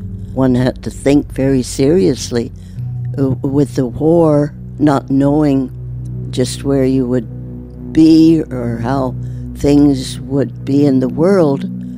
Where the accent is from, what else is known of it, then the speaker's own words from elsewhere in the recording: Montreal, Quebec, Canada; I was born in Montreal, 1917.